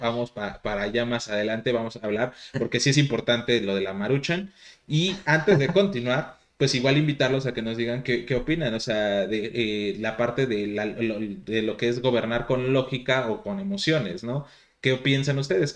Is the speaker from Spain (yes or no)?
no; Mexico; nuestro alimento predilecto de los mexicanos